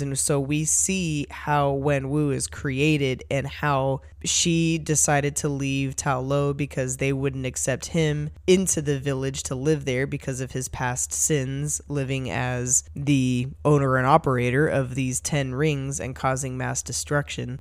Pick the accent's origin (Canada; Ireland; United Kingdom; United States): United States; Bay Area, California; I grew up in the Bay Area